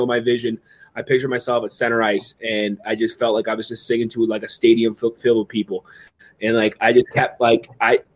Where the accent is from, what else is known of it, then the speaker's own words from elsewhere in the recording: Waterdown, Ontario, Canada; my hometown. It was like a little skating loop in Waterdown